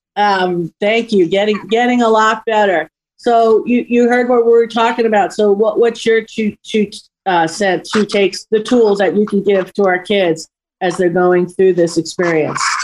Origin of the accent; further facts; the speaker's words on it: New York, United States; it was a little bit of more of a rougher age um, area that I grew up in New York